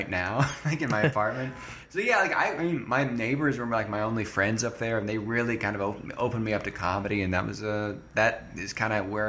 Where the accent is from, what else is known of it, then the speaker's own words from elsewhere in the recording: Montgomery Creek, California, United States; I am from a super small town in like northeast California called Montgomery Creek. It's got like, okay, I think 200 people.